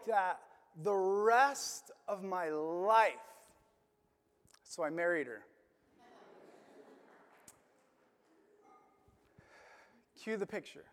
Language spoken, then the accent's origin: English; Illinois, United States; moved away; also born or lived in Florida; I grew up in my hometown in Illinois